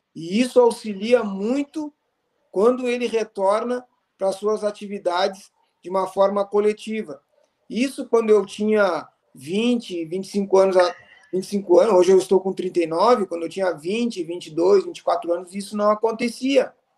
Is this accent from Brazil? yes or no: yes; Bagé, Rio Grande do Sul, Brazil; now in Santa Maria, Brazil; eu sou natural de Bagé, né? Hoje eu resido em Santa Maria por escolha